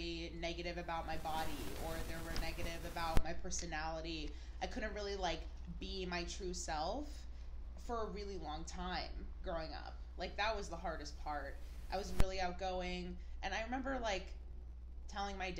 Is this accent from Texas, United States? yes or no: no; Seattle, Washington, United States; I was born in Seattle.